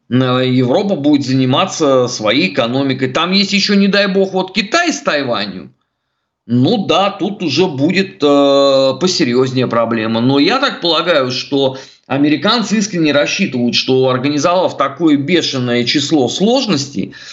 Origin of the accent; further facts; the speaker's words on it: Russia; Я родился, а, вырос а, в России. Для меня все родное русское. Я надеюсь здесь умереть, а не в Швейцариях.